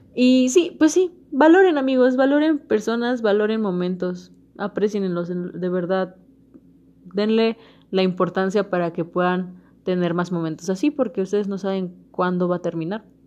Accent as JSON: {"language": "Spanish", "country": "Mexico", "said": "como mexicanos y, unirnos como verdaderos mexicanos"}